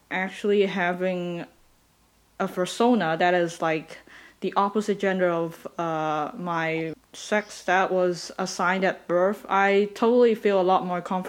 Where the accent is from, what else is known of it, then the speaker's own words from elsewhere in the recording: Hong Kong; Hong Kongers, I mean Hong Kong furries, there's that one thing is that because we're British influenced, but also like we're in Asia